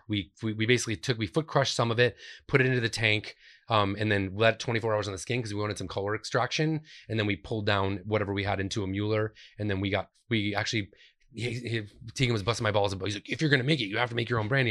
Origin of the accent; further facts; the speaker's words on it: Finger Lakes, New York, United States; moved away as an adult; also born or lived in Rochester, New York / Cleveland, Ohio; I grew up in the Finger Lakes